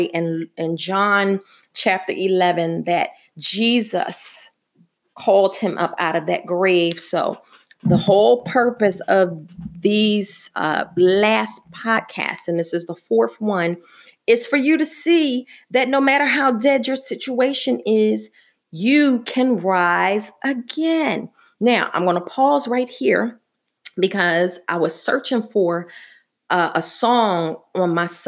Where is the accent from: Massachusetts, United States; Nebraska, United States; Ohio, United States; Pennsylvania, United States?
Pennsylvania, United States; Philadelphia; I'm from Philadelphia